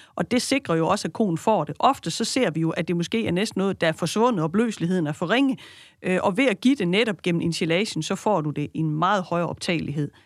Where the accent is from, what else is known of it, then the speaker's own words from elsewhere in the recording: West Jutland, Central Denmark Region, Denmark; Jeg er født og opvokset i Vestjylland og arbejder jo herude